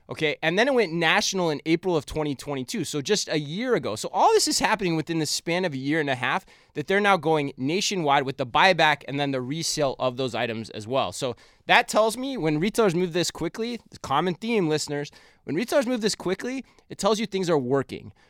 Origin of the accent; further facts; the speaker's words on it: Arizona, United States; moved away; my home state of Arizona